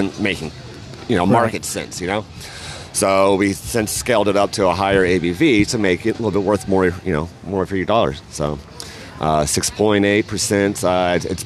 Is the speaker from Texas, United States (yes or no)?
yes; Houston, Texas, United States; also born or lived in Stafford, Texas / Katy, Texas; now in Rosenberg, United States; I'm born and raised in Houston.